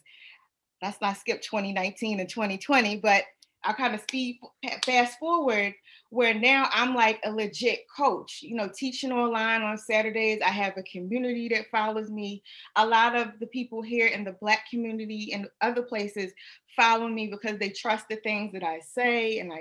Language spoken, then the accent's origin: English; Philadelphia, Pennsylvania, United States; I'm from Philadelphia, and where I'm from, it's like, you know, you go to the corner store